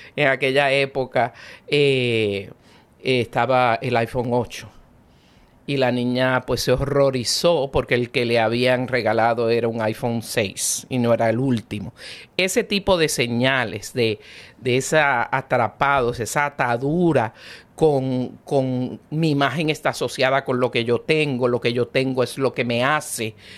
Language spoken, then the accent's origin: Spanish; Venezuela; now in United States; yo soy bien venezolana